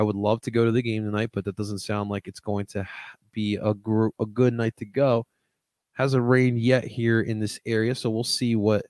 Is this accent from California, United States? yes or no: no; Philadelphia, Pennsylvania, United States; I am from America. Philadelphia, Pennsylvania, represent.